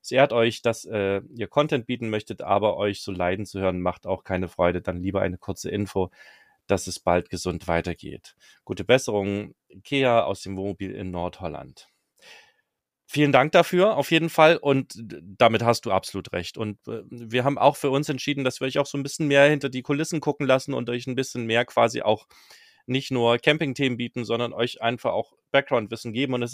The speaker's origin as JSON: {"language": "German", "town": "Zwickau", "region": "Saxony", "country": "Germany", "tie": "born or raised there", "said": "ich bin quasi gebürtiger Zwickauer, komme da aus der Gegend"}